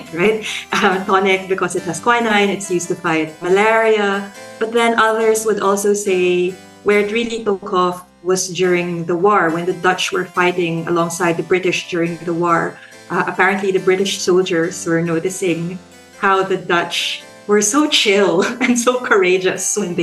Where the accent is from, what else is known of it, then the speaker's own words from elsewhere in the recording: Philippines; now in Australia; I'm a Filipino sociologist based in Australia